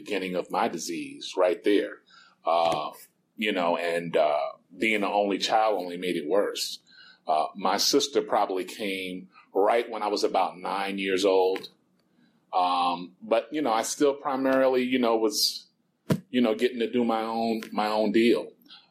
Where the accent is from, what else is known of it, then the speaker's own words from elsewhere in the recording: New York City, New York, United States; moved away; I'm originally from New York City